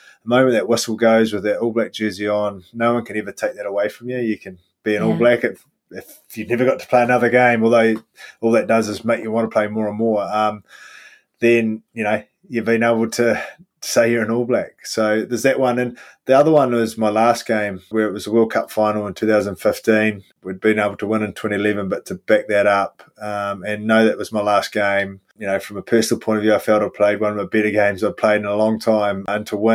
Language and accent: English; New Zealand; That always makes me proud as a Kiwi